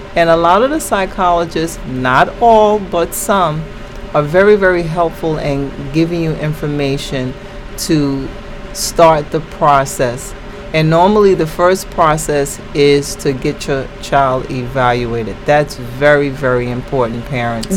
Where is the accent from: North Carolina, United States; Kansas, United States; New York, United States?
New York, United States; New York City; I was born and raised in the Bronx